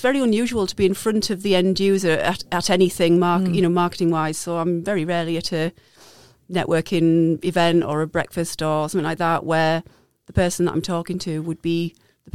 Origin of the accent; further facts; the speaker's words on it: Darlington, North East England, United Kingdom; moved away as an adult; also born or lived in Peterborough; back to my roots and my hometown of Darlington